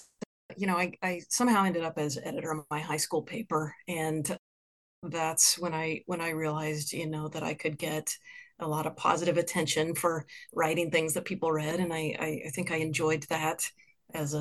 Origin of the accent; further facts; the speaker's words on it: Lincoln, Nebraska, United States; moved away as an adult; also born or lived in Bay Area, California / Boston; now in Kansas City, United States; I grew up in Lincoln, Nebraska.